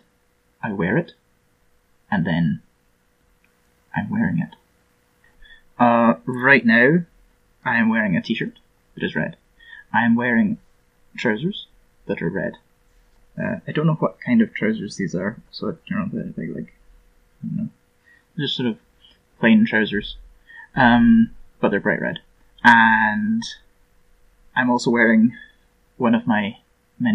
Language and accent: English; Scotland, United Kingdom; I'm from Scotland.